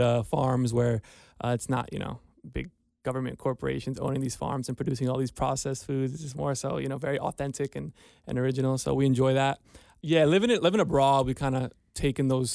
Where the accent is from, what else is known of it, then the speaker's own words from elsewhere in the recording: United States; moved away as an adult; also born or lived in New York; now in Cincinnati, United States; We're from New Jersey, New York, so it's very hustle and bustle out there.